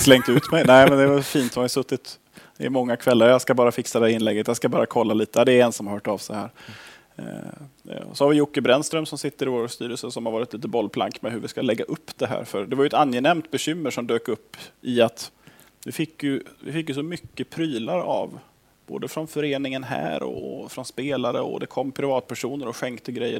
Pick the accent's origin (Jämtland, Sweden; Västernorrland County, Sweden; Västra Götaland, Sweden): Västra Götaland, Sweden; Gothenburg; moved away as an adult; now in Skellefteå, Sweden; Fast nu har jag bott här uppe i 16 år, men jag kommer från Göteborg från början